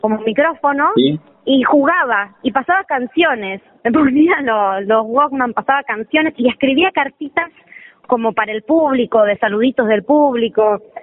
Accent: Sarandí, Buenos Aires Province, Argentina; yo soy de yo soy de Avellaneda de mm. Sarandí nací ahí

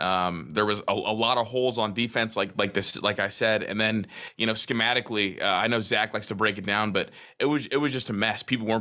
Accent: Akron, Ohio, United States; also born or lived in Atlanta, Georgia; Yeah, so I was born in Atlanta, and then my mom got a job back up in Akron. She's from Akron too. And so moved up here

